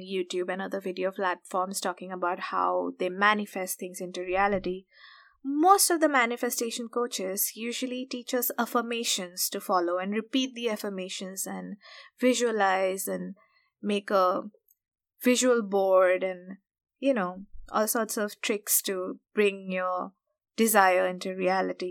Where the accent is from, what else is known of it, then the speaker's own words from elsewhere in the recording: India; we grew up in India, and especially from middle-class families